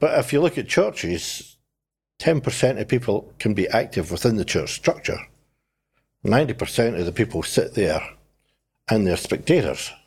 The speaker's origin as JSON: {"language": "English", "region": "Scotland", "country": "United Kingdom", "moved": "yes", "lives_now": "New Zealand", "said": "I am Scottish"}